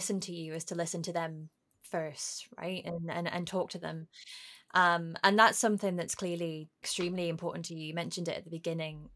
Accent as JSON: {"language": "English", "town": "Newcastle upon Tyne", "region": "North East England", "country": "United Kingdom", "tie": "born or raised there", "also_born_or_lived": "Aberdeen / west coast of Scotland", "moved": "as an adult", "said": "I grew up in Newcastle"}